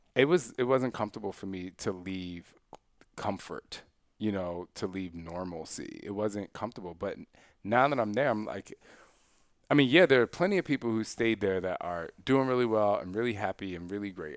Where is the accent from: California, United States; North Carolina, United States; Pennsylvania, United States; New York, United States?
Pennsylvania, United States; Philadelphia; moved away; also born or lived in Istanbul, Turkey / Switzerland / Germany; I, I grew up in Philly.